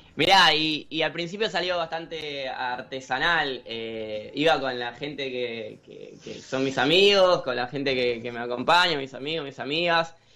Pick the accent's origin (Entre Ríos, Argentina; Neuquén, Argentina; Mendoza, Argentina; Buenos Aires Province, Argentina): Buenos Aires Province, Argentina; de Zona Oeste, que es de donde soy